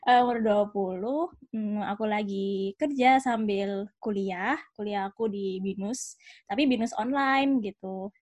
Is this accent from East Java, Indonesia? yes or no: yes; Malang, East Java, Indonesia; Ya, uh, aku asalnya dari Malang.